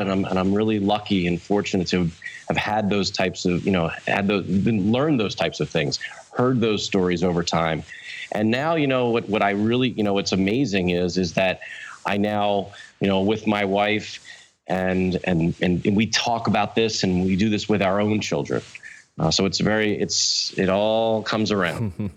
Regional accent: Wilmington, Delaware, United States; I was born in Wilmington, Delaware, uh, the first state

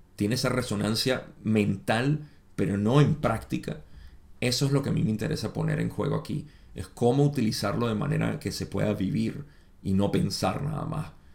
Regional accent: Venezuela; moved away as an adult; now in United States; yo, aunque nací en los Estados Unidos, me crié en Venezuela desde los 5 años hasta los 23 que me vine de nuevo

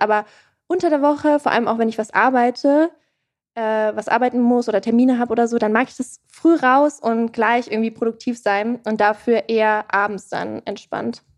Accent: Erlangen, Bavaria, Germany; now in Berlin, Germany; Ich komme aus Erlangen

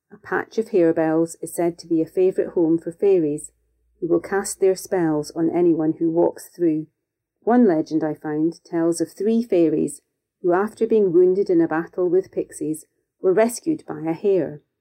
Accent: Scotland, United Kingdom; As a young girl growing up in Scotland

